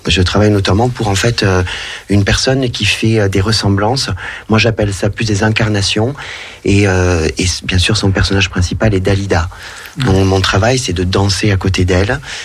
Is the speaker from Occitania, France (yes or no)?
yes; Narbonne, Occitania, France; accent: southern (accent du Sud); also born or lived in Montpellier; now in Lyon, France; je suis natif de Narbonne, dans le sud de la France.